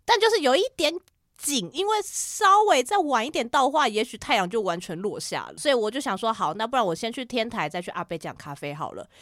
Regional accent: Taiwan; 我就说台湾

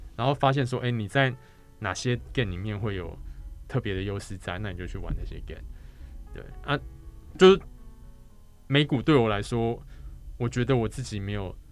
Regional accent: Taiwan; 毕竟我是台湾人嘛，所以说读中文这件事对我来说比较轻松啊

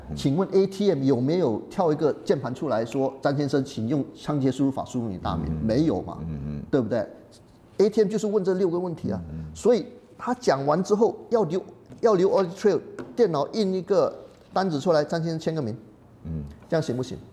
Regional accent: Malaysia; moved away as an adult; also born or lived in United Kingdom / United States / Singapore; now in Taiwan; 我在马来西亚长大了

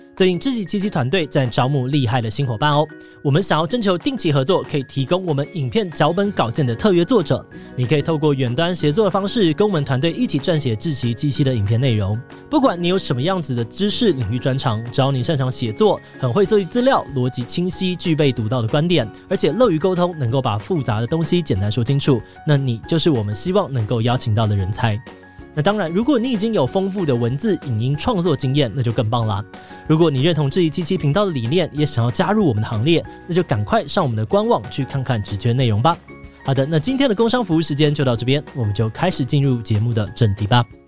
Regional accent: Taiwan; 身为台湾人

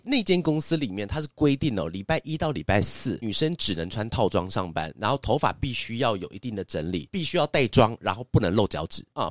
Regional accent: Zhudong, Hsinchu County, Taiwan; moved away; also born or lived in Taipei; 我小时候是住新竹嘛，然后新竹竹东镇，哈，就是在一个偏乡的地方。在乡下的地方，我们的住的地方都是那种透天

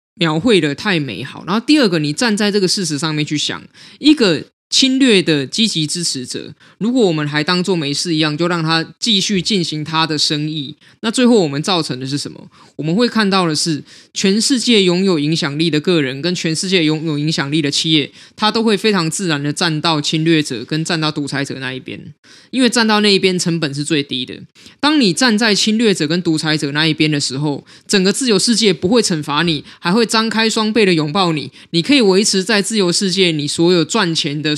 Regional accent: Taiwan; 我们都是台湾人

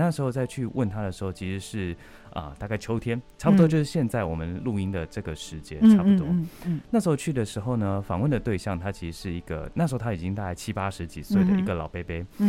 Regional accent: Tainan, Taiwan; moved away as an adult; also born or lived in Taipei; 我是台南人，然后我刚来到台北读书的时候

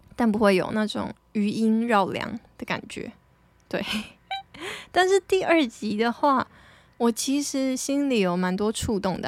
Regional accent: Taitung, Taitung County, Taiwan; moved away; 我的出生的地点就是跟别人比较不一样啊，毕竟，我记得我们现在台东的户籍人口数不到二十万吧，就是，诶，我是二十万分之一耶

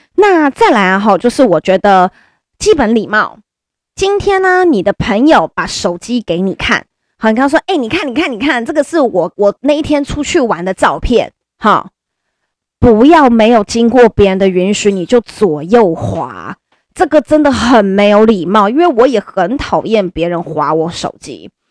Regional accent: Taiwan; first language Chinese; 我们都是台湾人，就是中文就是我们的母语，那我们也没有人是留学生，或者我们没有人是从小就住在国外的

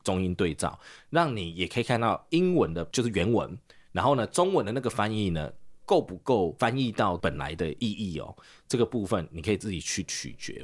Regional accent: South Africa; now in Taiwan; 我大概小二没有毕业就移民了，我们就嗯哼。移民南非

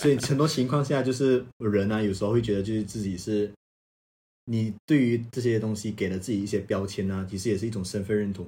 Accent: Malaysia; moved away as an adult; now in China; 我来自马来西亚

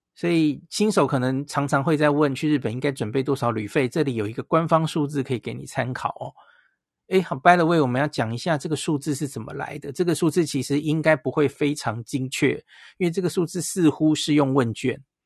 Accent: Taiwan; 我们台湾人

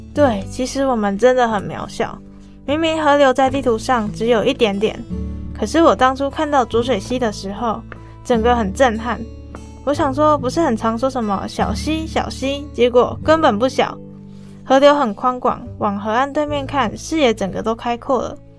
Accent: Changhua County, Taiwan; 我的家乡彰化

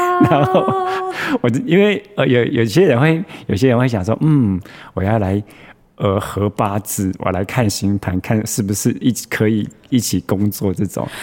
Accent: Taichung, Taiwan; 我是台中的小孩，是。然后你知道我们台中人

